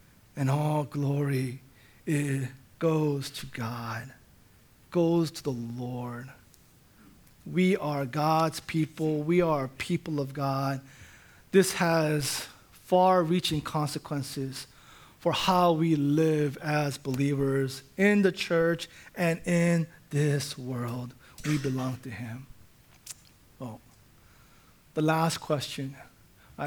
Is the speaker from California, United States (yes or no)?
yes; Orange County, Southern California, United States; I was born in the United States. I grew up in Southern California. Orange County is my home